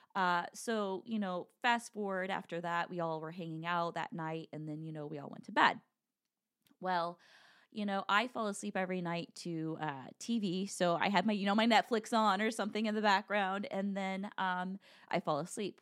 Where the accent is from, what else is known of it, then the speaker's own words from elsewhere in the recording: Midwest, United States; I'm from the Midwest